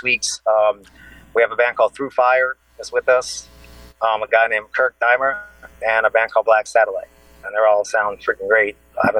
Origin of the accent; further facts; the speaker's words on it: New Orleans, Louisiana, United States; I grew up in New Orleans